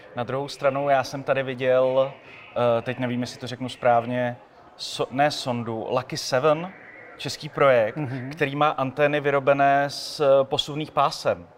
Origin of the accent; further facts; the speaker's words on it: Czechia; my Češi